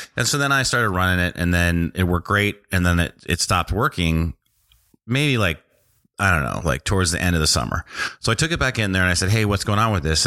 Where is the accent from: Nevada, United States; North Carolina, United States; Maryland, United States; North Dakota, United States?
North Dakota, United States; I grew up in North Dakota